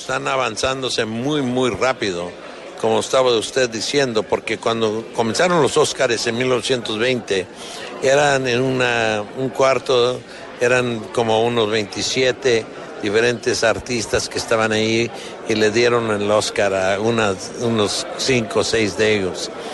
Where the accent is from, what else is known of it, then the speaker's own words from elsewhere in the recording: Colombia; somos colombianos